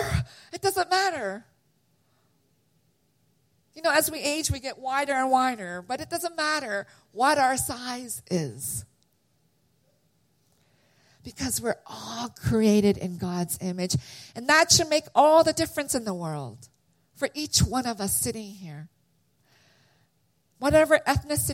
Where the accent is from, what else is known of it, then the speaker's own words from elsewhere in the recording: London, Ontario, Canada; also born or lived in Korea; now in United States; I was born in Korea, and I immigrated, our family immigrated in 1975. So I started kindergarten, and we immigrated to Canada. So I lived in London, Ontario, which is a small little city 2.5 hours from Toronto